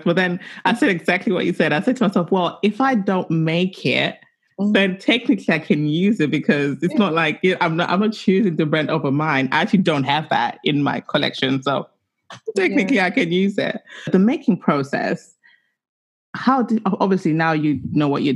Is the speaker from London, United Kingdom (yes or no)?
yes; London, United Kingdom; I'm a South Londoner